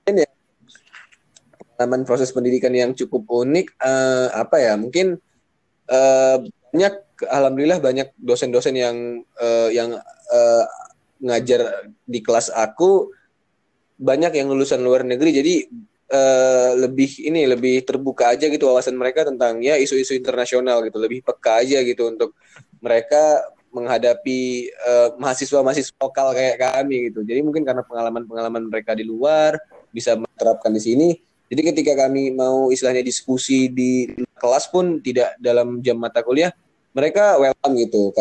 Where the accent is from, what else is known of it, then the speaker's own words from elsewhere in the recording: Medan, North Sumatra, Indonesia; aku lahir di Medan, besar di Medan. Intinya sampai tamat SMA aku di Medan gitu.